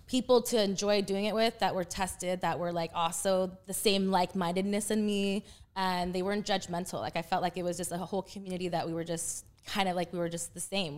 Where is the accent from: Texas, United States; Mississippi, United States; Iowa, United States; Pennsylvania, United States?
Texas, United States; moved away as an adult; also born or lived in Panama; now in California, United States; I was born in Panama, and then I was raised in Texas from three to twenty-one